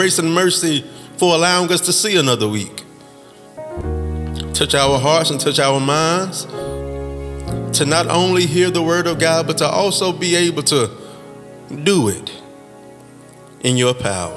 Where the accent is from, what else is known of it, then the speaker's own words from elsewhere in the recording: Mississippi, United States; Mississippi, my home state